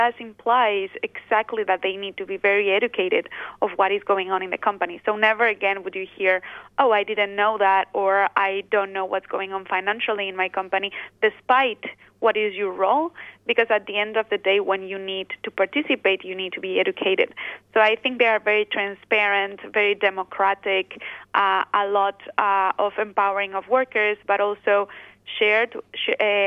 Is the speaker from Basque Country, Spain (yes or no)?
yes; Basque Country, Spain; I am originally from the Basque Country